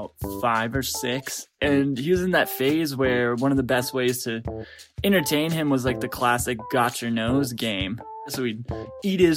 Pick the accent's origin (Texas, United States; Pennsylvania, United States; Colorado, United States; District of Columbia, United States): Colorado, United States; Rocky Mountains of; I'm from the Rocky Mountains of Colorado